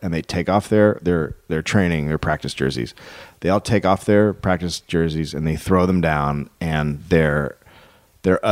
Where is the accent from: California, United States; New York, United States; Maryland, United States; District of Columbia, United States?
California, United States; Bay Area; I grew up in the Bay Area